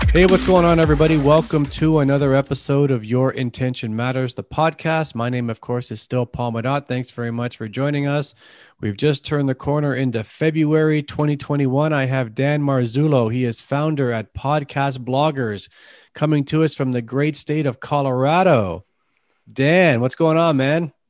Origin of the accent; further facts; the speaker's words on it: Canada; accent: Canadian tint; I've got a Canadian tint to my, my dialect here